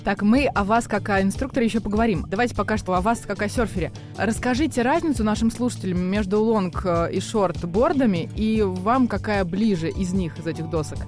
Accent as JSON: {"language": "Russian", "country": "Russia", "said": "на территории нашей страны"}